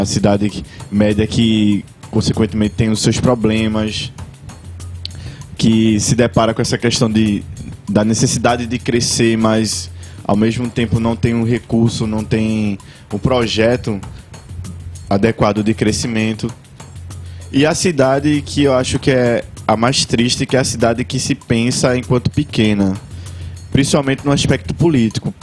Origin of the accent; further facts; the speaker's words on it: Vitória de Santo Antão, Pernambuco, Brazil; bairro de Redenção eu passei minha infância, minha adolescência no bairro